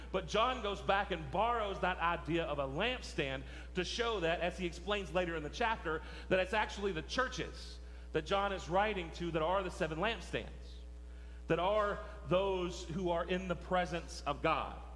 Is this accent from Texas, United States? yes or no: yes; West Texas, United States; growing up in West Texas